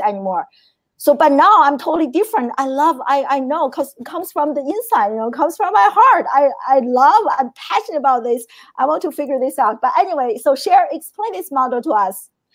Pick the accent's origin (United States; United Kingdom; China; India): China; moved away; I grew up in China